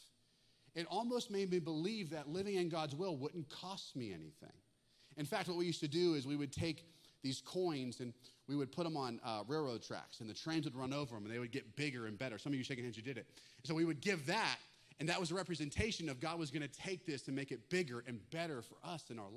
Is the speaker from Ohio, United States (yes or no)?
yes; Western Pennsylvania, Northeast Ohio, United States; moved away as an adult; also born or lived in Russellville, Arkansas; I grew up in Northeast Ohio, Western Pennsylvania